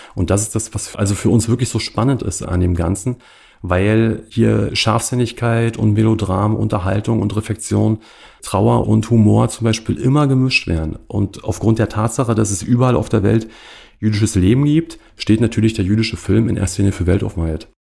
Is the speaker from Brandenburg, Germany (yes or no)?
yes; Cottbus, Brandenburg, Germany; also born or lived in Potsdam; Ich komme klassischerweise aus Cottbus